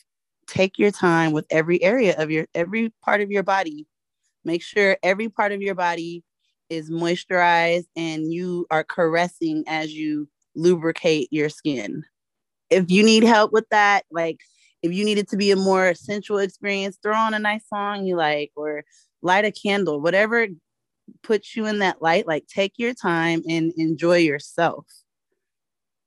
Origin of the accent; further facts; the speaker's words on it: California, United States; I'm from California